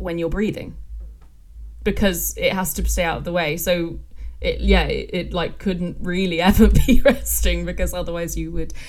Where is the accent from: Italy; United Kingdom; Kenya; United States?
United Kingdom; England; accent: English